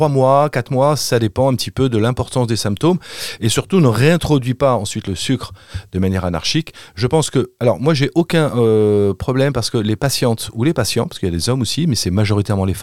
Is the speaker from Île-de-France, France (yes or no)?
yes; Paris, Île-de-France, France; je suis parisien, donc je, je, sais pas quel est l'accent des Parisiens.